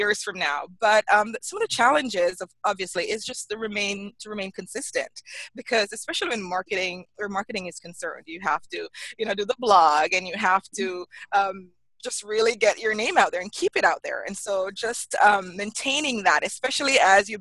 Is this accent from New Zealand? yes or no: no; Jamaica; moved away as an adult; now in United States; I grew up in Jamaica